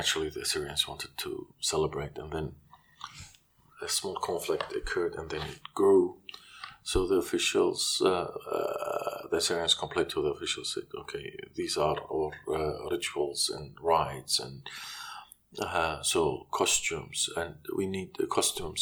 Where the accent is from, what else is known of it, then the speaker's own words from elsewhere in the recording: Kirkuk, Kirkuk Governorate, Iraq; moved away; also born or lived in Baghdad, Iraq / Iran; born and raised in Kirkuk, and then Deir al-Komane. In 86, we fled Iraq.